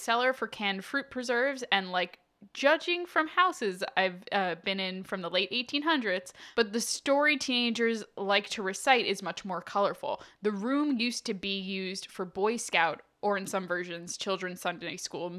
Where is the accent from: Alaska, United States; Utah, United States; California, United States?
Utah, United States; I'm from Utah. There's a lot of church-owned properties near me.